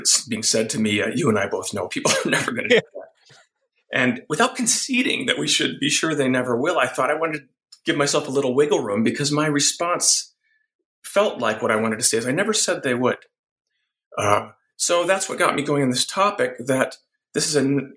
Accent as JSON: {"language": "English", "region": "Wisconsin", "country": "United States", "tie": "born or raised there", "said": "I grew up in Wisconsin"}